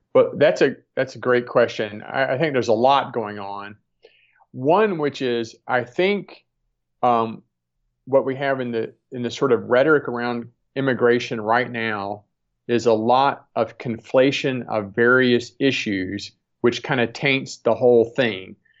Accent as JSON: {"language": "English", "region": "Deep South", "country": "United States", "tie": "born or raised there", "said": "I grew up in the Deep South"}